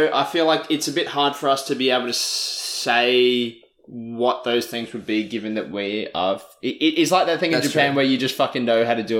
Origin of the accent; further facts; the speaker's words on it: Australia; growing up in Australia